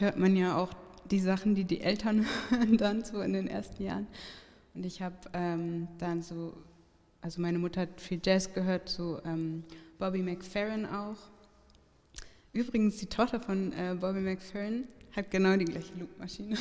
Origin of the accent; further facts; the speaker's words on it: Hamburg, Germany; now in Berlin, Germany; ich bin aufgewachsen da in der Nähe von der Sternschanze